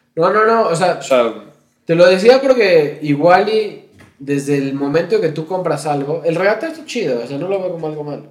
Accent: Mexico; los mexicanos

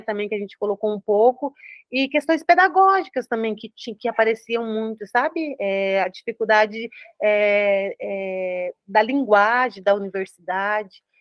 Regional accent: Paraná, Brazil; eu sou aqui do Paraná

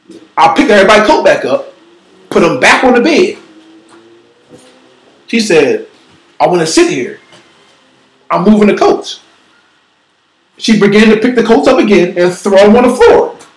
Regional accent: Philadelphia, Pennsylvania, United States; I am from South Philly.

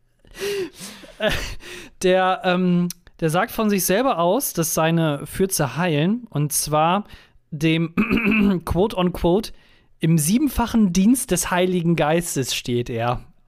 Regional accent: Germany; also born or lived in United States; meinen deutschen Pass

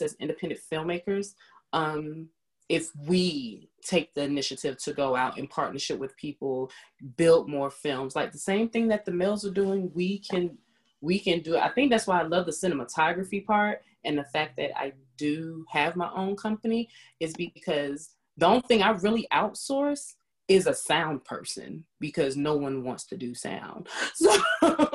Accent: New York City, New York, United States; I was raised in Queens.

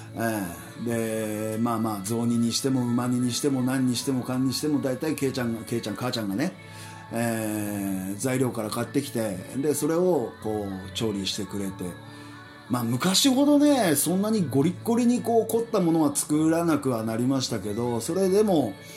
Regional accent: Japan; 日本人として考え直そうかなと思います

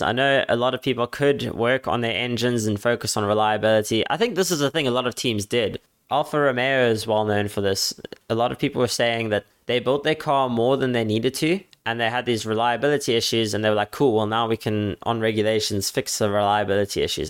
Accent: Cape Town, Western Cape, South Africa; my hometown

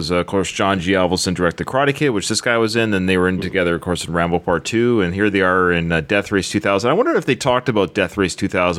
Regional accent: Canada; As a Canadian

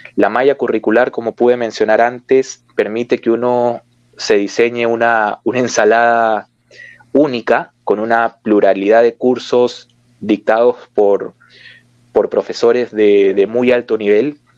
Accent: Peru; en mi país

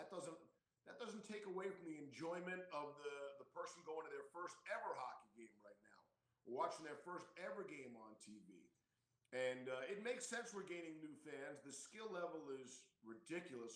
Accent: Long Island, New York, United States; Growing up on Long Island

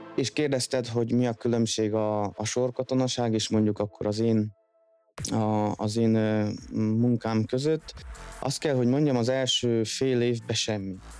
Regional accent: Szeged, Csongrád-Csanád, Hungary; moved away as an adult; also born or lived in London, United Kingdom; now in France; mi innen Szegedről jövünk

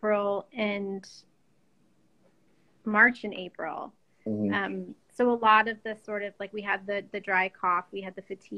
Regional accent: Washington, United States; moved away; I'm originally from Washington

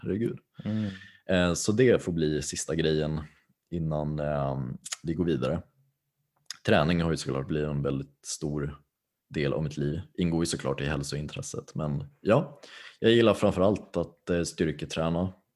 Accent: Tyresö, Stockholm County, Sweden; jag är från Tyresö, Stockholms län. Så jag är stockholmare

